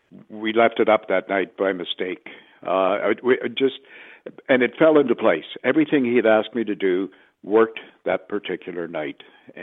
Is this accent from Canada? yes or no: yes; Canada; moved away as an adult; also born or lived in Los Angeles; being Canadian and living in a market at that time, I guess, maybe 15,000 individuals